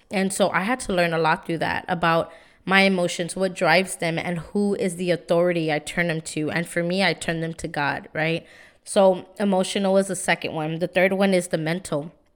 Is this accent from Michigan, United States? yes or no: no; San Antonio, Texas, United States; I'm from San Antonio. You know, now I live in the South Side, but I grew up in the East Side